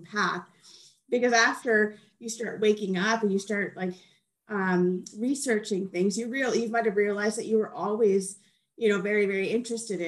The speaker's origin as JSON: {"language": "English", "town": "Edmonton", "region": "Alberta", "country": "Canada", "tie": "born or raised there", "said": "I moved back to my hometown, which is Edmonton, Alberta"}